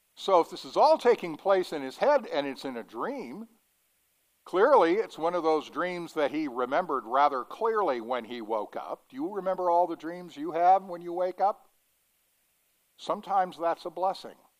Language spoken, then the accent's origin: English; Denver, Colorado, United States; growing up in Denver